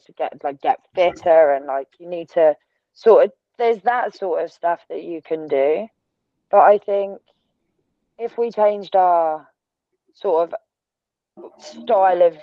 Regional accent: Essex, East of England, United Kingdom; I am from Essex. Like, I was born there. I grew up with all of the girls with the teeth and the tan and the extensions and the bright blonde hair.

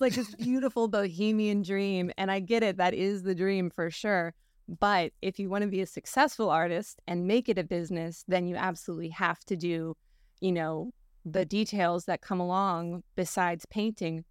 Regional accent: Palm Beach Gardens, Florida, United States; I was born and raised Palm Beach Gardens

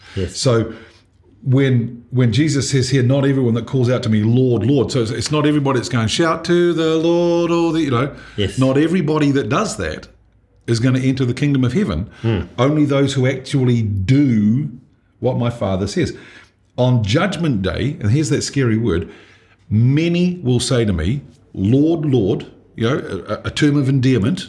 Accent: Dunedin, Otago, New Zealand; I grew up in Dunedin

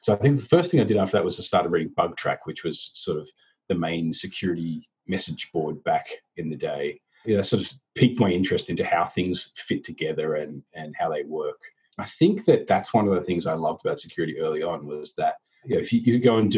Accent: Australia; accent: Australian; now in United States; You'll hear that I've managed to lose all of my Australian accent, and I guess I've lost the ability to remember how to say my job title as well.

